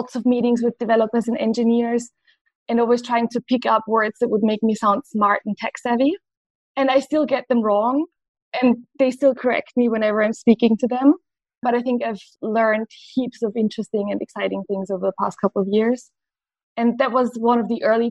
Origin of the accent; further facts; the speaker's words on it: Vienna, Austria; I am born and raised in Vienna